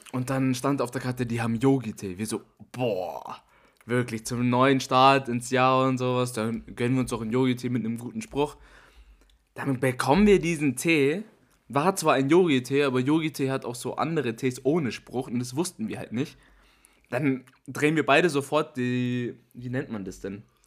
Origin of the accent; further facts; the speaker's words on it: Starnberg, Bavaria, Germany; bei uns in Starnberg